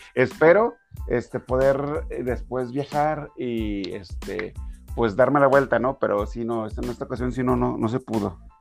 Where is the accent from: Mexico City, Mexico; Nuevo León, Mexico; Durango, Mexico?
Durango, Mexico; soy de Durango.